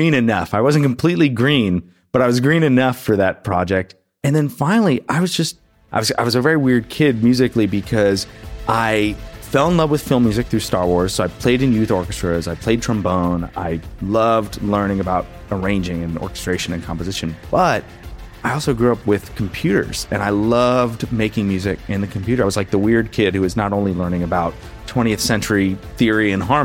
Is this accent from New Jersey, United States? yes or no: yes; Jersey City, New Jersey, United States; I'm from Jersey City, New Jersey, right outside of New York